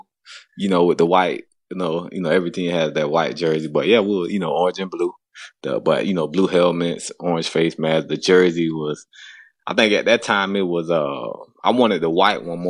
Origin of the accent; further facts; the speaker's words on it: Winter Garden, Florida, United States; originally, you know, I'm from Winter Garden, Florida. You know, grew up with my mom and my dad